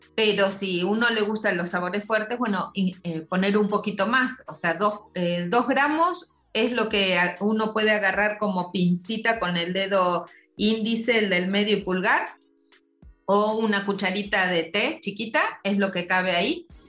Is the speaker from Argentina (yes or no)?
yes; Argentina; moved away; vengo de Argentina, de un lugar donde se toma muchísimo té